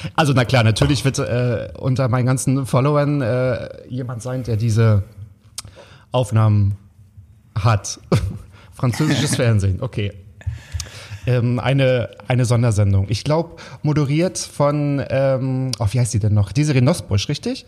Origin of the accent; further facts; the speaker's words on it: Waren, Mecklenburg-Vorpommern, Germany; moved away; also born or lived in Berlin; ich komme aus Waren an der Mühre